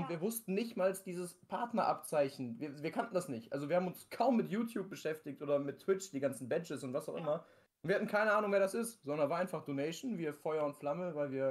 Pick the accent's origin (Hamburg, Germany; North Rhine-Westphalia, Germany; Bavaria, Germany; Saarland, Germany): North Rhine-Westphalia, Germany; Wir kommen aus NRW, arbeiten beide auch noch nebenbei im Büro.